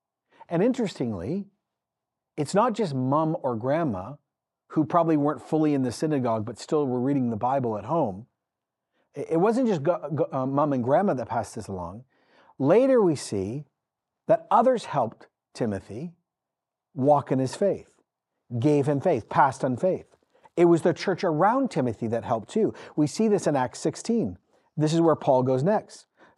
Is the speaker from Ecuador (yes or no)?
yes; Ecuador; then came home, had me, and then I grew up in Ecuador in the 80s. I grew up in a missional context.